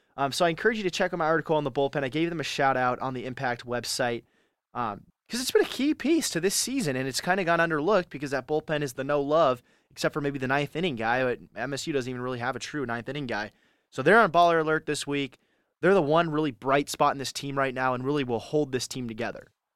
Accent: California, United States; I'm from California

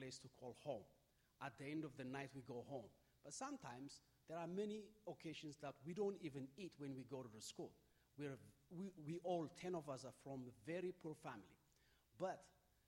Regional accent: Ethiopia; I am from Ethiopia.

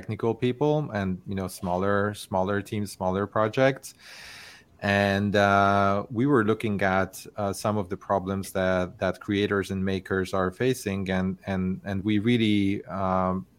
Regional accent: Hungary; moved away as an adult; also born or lived in Barcelona, Spain; now in California, United States; I'm originally from Hungary.

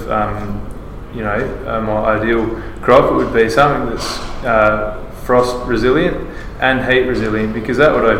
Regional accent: Australia; accent: Australian; my Australian accent

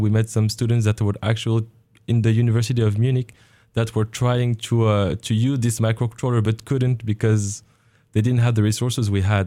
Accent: Morocco; moved away as an adult; also born or lived in France / Germany; now in Oregon, United States; I was born in Morocco. I did, uh, my education there. I was in French schools and after, uh, I had my high school degree. I moved to France for higher education

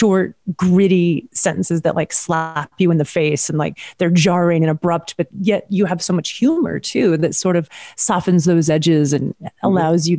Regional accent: Washington, United States; also born or lived in Montana; now in California, United States; I'm also from Washington State up near Idaho and spent a lot of time in Montana.

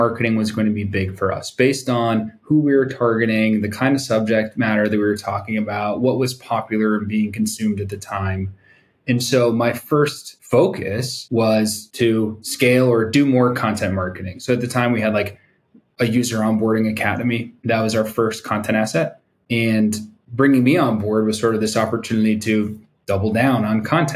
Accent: East Coast, United States; also born or lived in New York City; now in San Diego, United States; I'm from the East Coast, living in North County, San Diego now

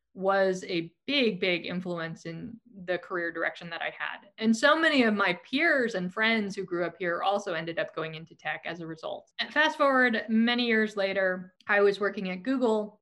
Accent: Silicon Valley, California, United States; born here, I was raised here, and I grew up during the dot com boom

